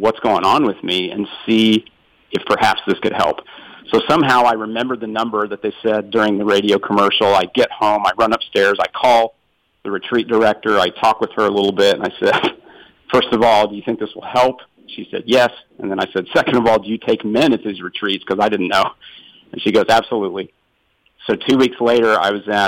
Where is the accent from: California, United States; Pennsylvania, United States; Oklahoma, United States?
Oklahoma, United States; Oklahoma City; moved away; also born or lived in Philadelphia; I grew up in Oklahoma City